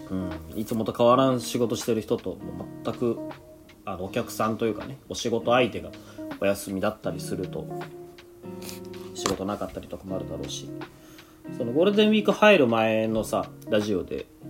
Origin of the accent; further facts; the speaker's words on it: Yamaguchi, Japan; moved away; 俺の家の方に実家の方に山口県なんだけど